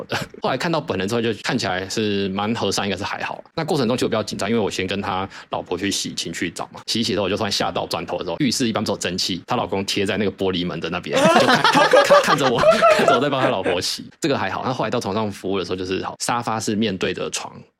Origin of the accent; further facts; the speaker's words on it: Thailand; 因为那时候我其实我们有两三个 partner，就是我们泰国人是有回来一起做经营，